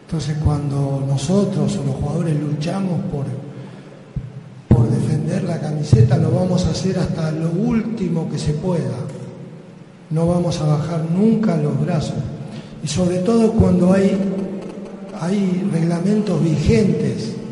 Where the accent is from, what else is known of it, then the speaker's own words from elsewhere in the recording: Colombia; Eh, yo soy de Colombia.